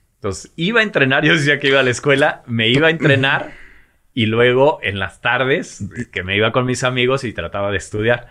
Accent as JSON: {"language": "Spanish", "region": "Mexico City", "country": "Mexico", "tie": "born or raised there", "moved": "as an adult", "said": "nazco en la Ciudad de México. Nací en la, en la Ciudad de México"}